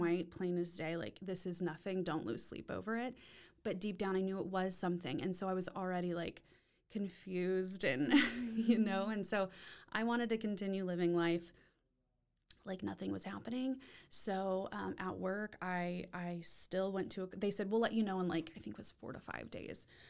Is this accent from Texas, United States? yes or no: yes; Austin, Texas, United States; now in Waco, United States; was born and raised in Austin